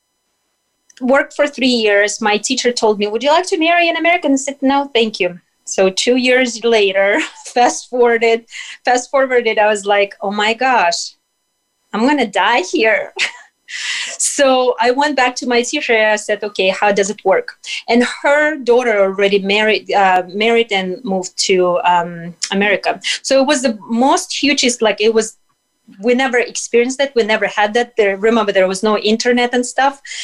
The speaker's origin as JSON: {"language": "English", "country": "Russia", "tie": "born or raised there", "moved": "as an adult", "lives_now": "United States", "said": "growing up in Soviet Union and Russia"}